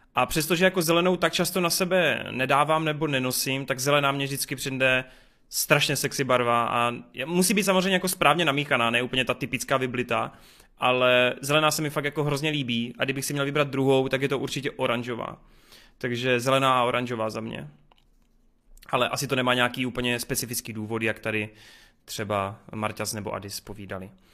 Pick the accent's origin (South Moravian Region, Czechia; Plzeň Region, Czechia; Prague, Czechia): South Moravian Region, Czechia; Bučovice; A pocházím z Bučovic, z velice krásného malebného městečka